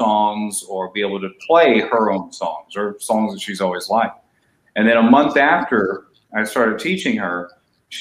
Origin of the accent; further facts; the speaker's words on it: East Texas, United States; now in Los Angeles, United States; I grew up in a small town in East Texas